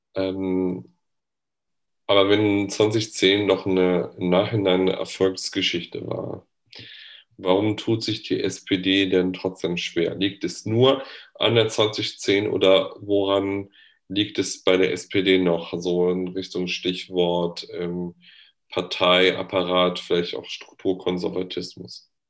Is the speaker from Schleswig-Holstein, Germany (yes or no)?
no; North Rhine-Westphalia, Germany; ich komme ja aus Nordrhein-Westfalen